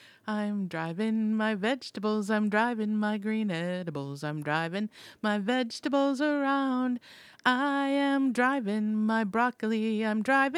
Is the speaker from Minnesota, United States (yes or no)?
yes; Minnesota, United States; moved away as an adult; when I moved here trying to find, and this is, you know, 30 years ago, trying to find prime beef, and I came from Minnesota.